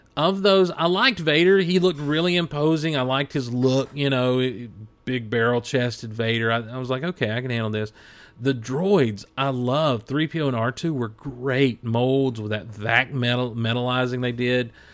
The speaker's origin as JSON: {"language": "English", "town": "Hazlehurst", "region": "Georgia", "country": "United States", "tie": "born or raised there", "also_born_or_lived": "Athens, Georgia", "said": "our family had moved just a few months earlier from where I was born in Athens, Georgia, down to where we're, where we were at then and, and where I'm at now in Hazelhurst, Georgia"}